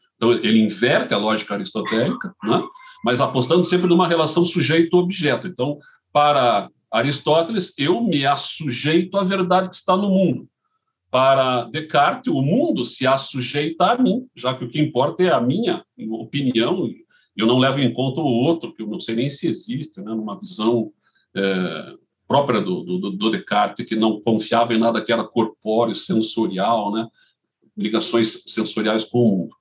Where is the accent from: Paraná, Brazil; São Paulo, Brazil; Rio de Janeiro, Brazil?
Paraná, Brazil; Curitiba; eu nascido e criado em Curitiba